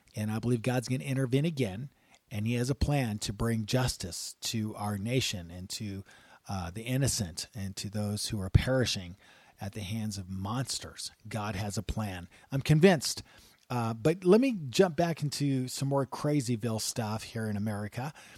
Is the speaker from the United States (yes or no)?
yes; United States; We're American.